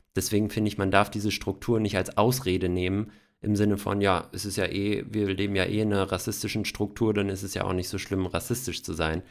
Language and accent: German; Hesse, Germany; Ich sage auch aus Hessen